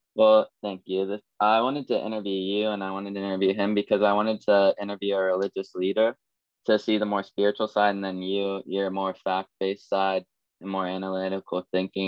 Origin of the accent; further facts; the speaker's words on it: Columbus, Ohio, United States; I'm from Columbus, Ohio